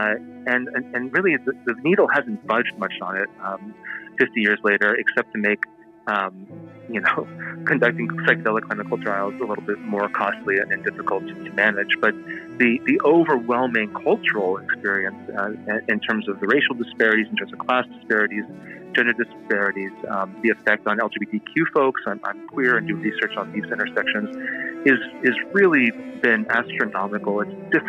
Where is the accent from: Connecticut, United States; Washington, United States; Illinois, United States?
Washington, United States; Seattle; my hometown here in Seattle